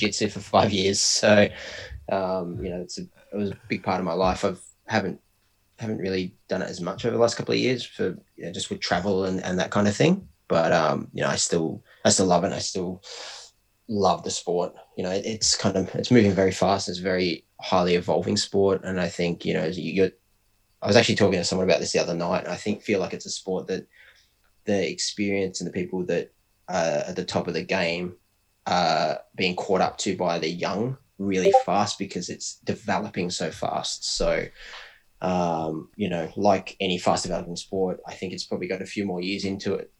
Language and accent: English; Bendigo, Victoria, Australia; I'm from Bendigo